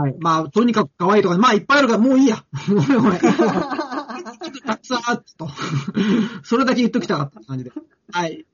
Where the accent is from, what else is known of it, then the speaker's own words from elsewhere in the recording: Tokyo, Japan; 僕はあの、まあ、東京生まれ東京育ち